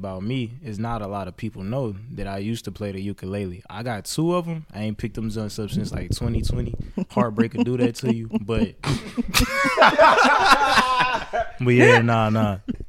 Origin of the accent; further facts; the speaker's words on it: Batesville, Mississippi, United States; I'm from Batesville, Mississippi.